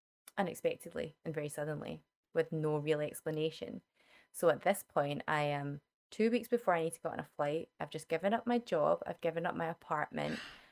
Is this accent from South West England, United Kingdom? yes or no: no; Scotland, United Kingdom; now in Vancouver, Canada; I'm from Scotland.